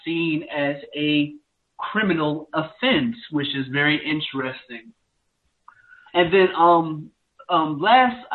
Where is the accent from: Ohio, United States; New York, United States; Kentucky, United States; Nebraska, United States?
New York, United States; New York City; now in South Carolina, United States; I'm from New York City, which is where I was born and raised, or maybe I should just say I'm from where I currently live right now in South Carolina